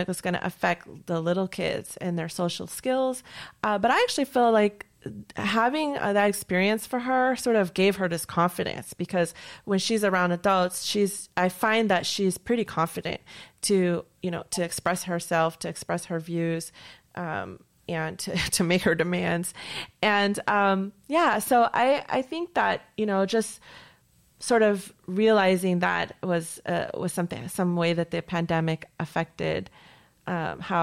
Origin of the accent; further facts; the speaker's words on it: Rochester, New York, United States; now in New York City, United States; I went back to my hometown, Rochester, New York